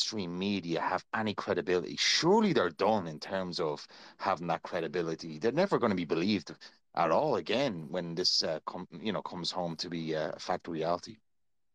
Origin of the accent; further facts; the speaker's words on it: Dublin, Leinster, Ireland; I'm actually from Dublin myself